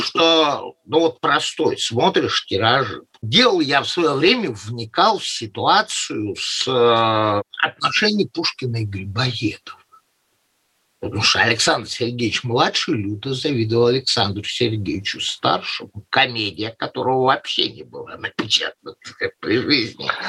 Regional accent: Saint Petersburg, Russia; moved away; Я тоже, как питерец, бывших питерцев не бывает

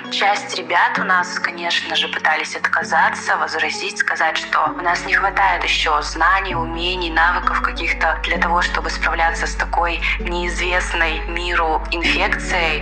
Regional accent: Yekaterinburg, Sverdlovsk Oblast, Russia; я из Екатеринбурга, учусь на лечебном деле

